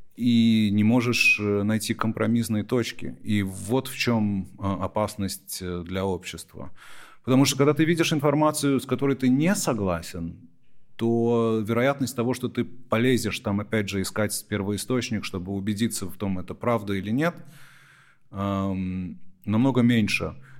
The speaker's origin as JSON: {"language": "Russian", "country": "United States", "tie": "born or raised there", "said": "когда я рос в Америке, я эмигрировал в Америку, когда мне было всего полтора года, что мама заставляла нас говорить дома, и что я сохранил язык"}